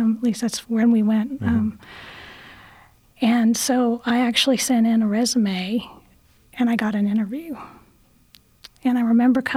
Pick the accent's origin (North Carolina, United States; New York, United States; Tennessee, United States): Tennessee, United States; Chattanooga; I grew up in Chattanooga